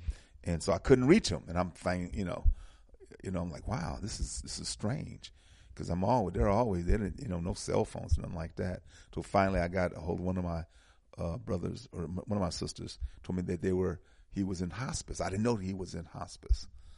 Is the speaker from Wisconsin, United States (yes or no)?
yes; Milwaukee, Wisconsin, United States; I was born in Milwaukee, Wisconsin. In the early 50s, I'm 70 years old